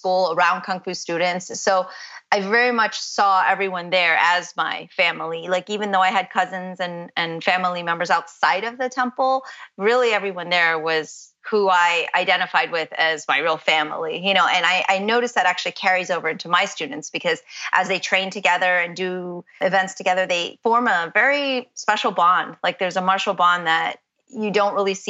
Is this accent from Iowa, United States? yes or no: no; Orlando, Florida, United States; also born or lived in Boston; I was raised in Orlando